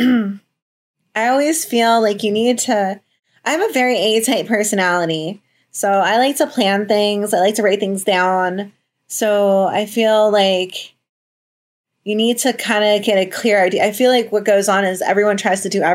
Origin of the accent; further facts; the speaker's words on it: New Jersey, United States; moved away as an adult; also born or lived in Florida; I'm from New Jersey originally